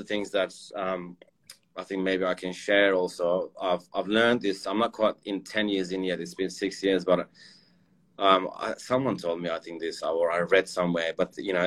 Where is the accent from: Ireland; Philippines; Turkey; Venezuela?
Turkey; moved away; I'm from Turkey originally